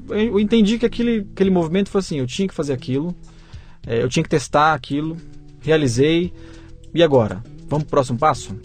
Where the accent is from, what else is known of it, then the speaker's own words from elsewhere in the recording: São Paulo, Brazil; eu sou né? paulista, né? Tenho, tenho uma família que também é baseado em São Paulo